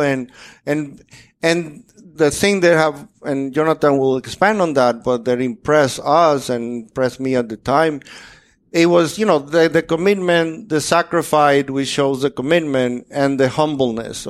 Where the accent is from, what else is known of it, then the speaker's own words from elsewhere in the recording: Dominican Republic; moved away as an adult; now in United States; I'm from Dominican Republic, a completely different place